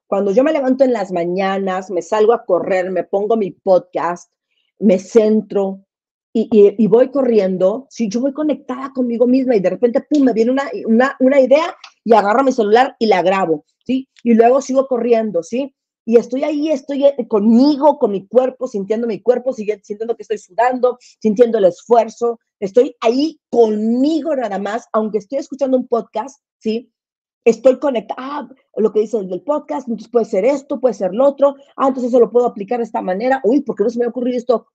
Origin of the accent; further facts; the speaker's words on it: Monterrey, Nuevo León, Mexico; moved away; yo me crié en Monterrey